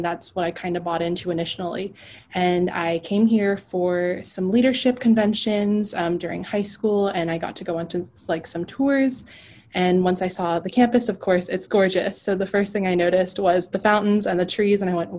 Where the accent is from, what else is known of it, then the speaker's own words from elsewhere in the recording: Coppell, Texas, United States; I grew up in Coppell, Texas, which is a solid 30 minutes from SMU, depending on the traffic. I went to New Tech High School